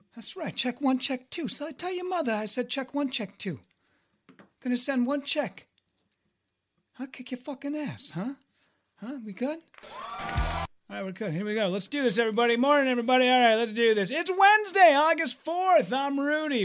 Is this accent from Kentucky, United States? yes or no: no; Hibbing, Minnesota, United States; my hometown of Hibbing